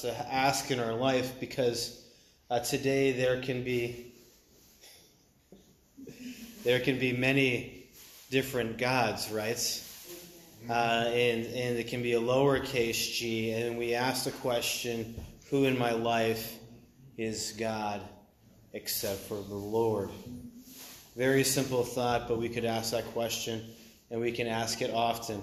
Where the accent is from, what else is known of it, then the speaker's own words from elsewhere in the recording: Maine, United States; I'm from Maine, and I was homeschooled